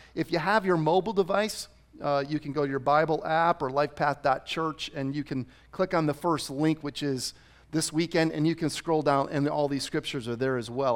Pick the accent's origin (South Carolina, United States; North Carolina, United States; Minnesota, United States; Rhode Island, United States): Rhode Island, United States; now in Arizona, United States; I grew up in Rhode Island.